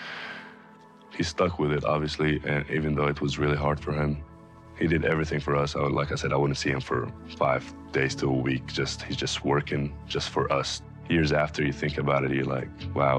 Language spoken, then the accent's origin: English; Alexandria, Alexandria Governorate, Egypt; moved away; Growing up in Alexandria, Egypt, we weren't very financially stable